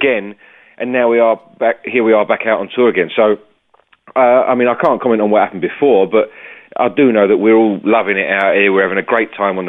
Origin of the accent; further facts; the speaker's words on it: United Kingdom; being a Brit